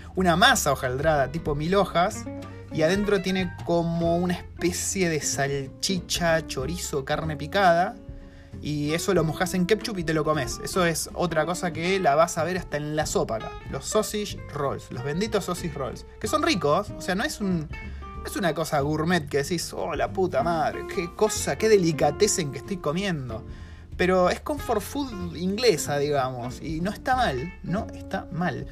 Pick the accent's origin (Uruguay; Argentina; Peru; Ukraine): Argentina; now in New Zealand; soy de Argentina, eh, primero que se piensan que soy italiano, no sé si es por el acento que tenemos nosotros